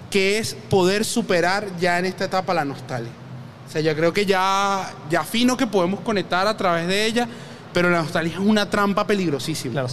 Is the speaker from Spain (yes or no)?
no; Caracas, Capital District, Venezuela; Soy de Antímano.